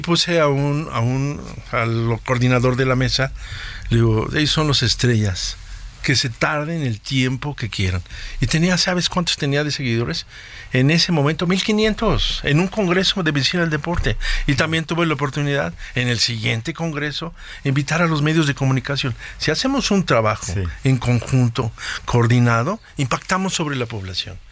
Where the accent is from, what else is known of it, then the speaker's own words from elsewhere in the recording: Mexico; nosotros como mexicanos